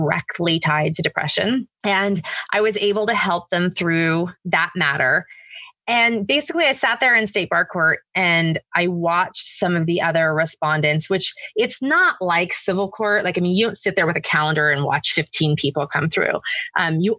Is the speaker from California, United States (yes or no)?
yes; California, United States; moved away as an adult; also born or lived in Oregon / Connecticut / New York / New Jersey; now in Georgia, United States; I was born and raised in California. That's, you know, by far my home state